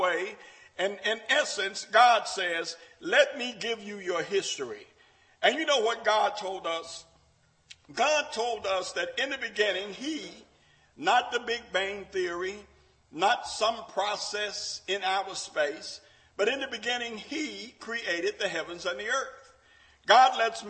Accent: Memphis, Tennessee, United States; When I grew up in Memphis

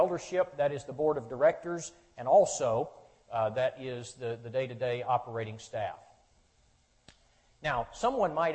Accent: Charleston, South Carolina, United States; moved away as an adult; I'm from the state of South Carolina, born and raised in Charleston

